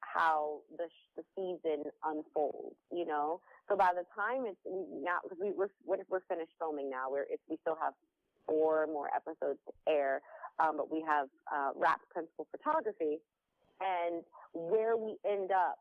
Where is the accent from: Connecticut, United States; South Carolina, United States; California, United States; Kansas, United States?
Connecticut, United States; Stamford; moved away as an adult; I was living in Connecticut, Stanford, Connecticut. So I went to high school, West Hill High School